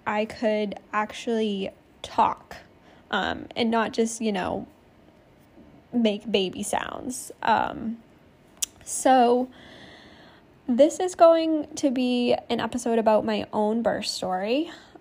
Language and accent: English; Maine, United States; moved away as an adult; now in California, United States; I was born and raised in Maine